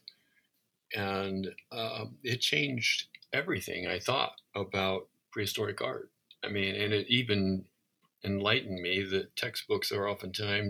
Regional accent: Southwest Iowa, United States; I grew up in Southwest Iowa

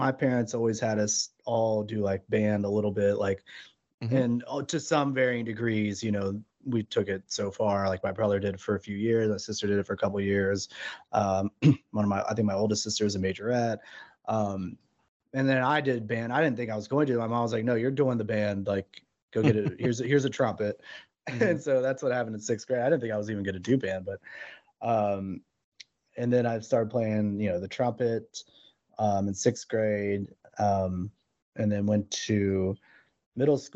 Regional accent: Charleston, West Virginia, United States; also born or lived in Morgantown, West Virginia / Austin, Texas; I'm from Charleston, West Virginia. Grew up, born and raised here

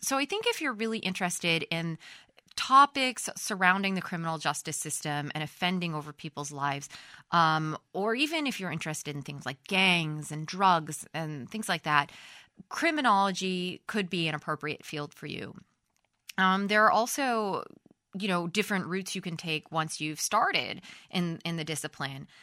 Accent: United States; moved away as an adult; also born or lived in Sweden; in Europe, I am an American

